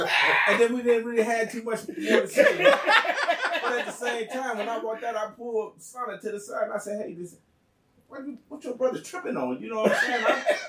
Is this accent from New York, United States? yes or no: no; Chicago, Illinois, United States; I said, I'm from Inglewood.